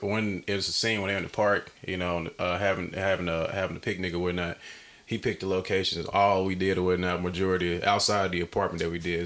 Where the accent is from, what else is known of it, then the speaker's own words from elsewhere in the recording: Arkansas, United States; moved away; I'm from Arkansas originally